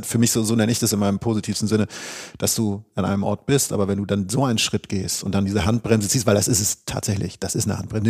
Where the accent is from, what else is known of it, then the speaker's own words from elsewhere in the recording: Northern Germany, Germany; der Leuchtturm aus Norddeutschland.